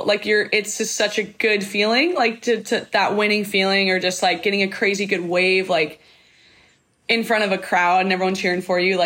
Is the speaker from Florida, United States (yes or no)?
yes; Florida, United States; I'm from Florida.